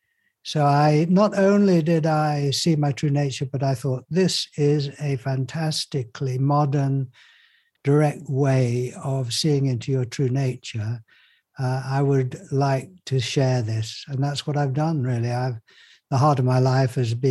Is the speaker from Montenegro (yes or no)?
no; Yorkshire and the Humber, United Kingdom; I was brought up in Yorkshire